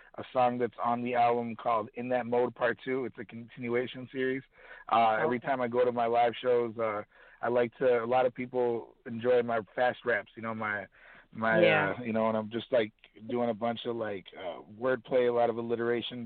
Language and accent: English; Kenosha, Wisconsin, United States; moved away as an adult; now in Chicago, United States; my hometown of Kenosha, Wisconsin